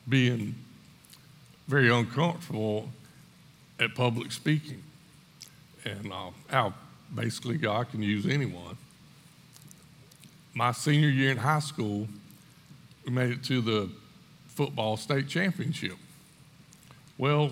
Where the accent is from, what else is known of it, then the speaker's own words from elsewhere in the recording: Screven County, Georgia, United States; I grew up in Scriven County